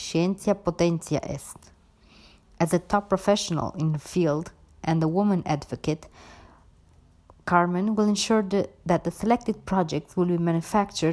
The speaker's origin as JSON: {"language": "English", "country": "Romania", "also_born_or_lived": "Sicily, Italy", "moved": "yes", "lives_now": "United Kingdom", "said": "Romania, my home country"}